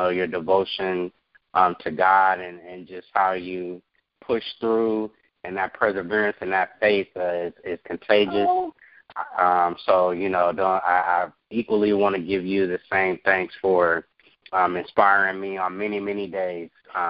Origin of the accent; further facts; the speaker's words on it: Oakland, California, United States; moved away; also born or lived in Florida; So I grew up in Oakland, California. Shout out to the Bay Area. That's my home. That's where I come from. A lot of my influences really come from being, you know, from Northern California.